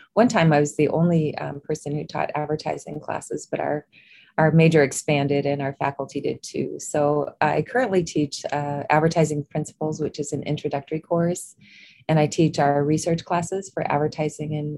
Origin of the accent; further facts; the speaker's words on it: Eden, South Dakota, United States; also born or lived in Roslyn, South Dakota; I grew up in a little town, or on a farm near a little town called Eden, South Dakota